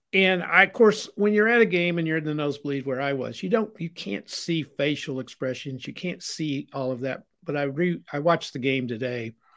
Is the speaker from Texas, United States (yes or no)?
no; Aurora, Missouri, United States; we were from Missouri